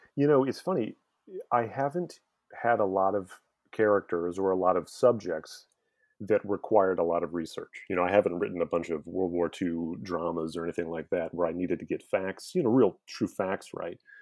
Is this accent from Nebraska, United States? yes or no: yes; Omaha, Nebraska, United States; moved away as an adult; now in Baltimore, United States; I grew up in the Midwest. I'm from Omaha, Nebraska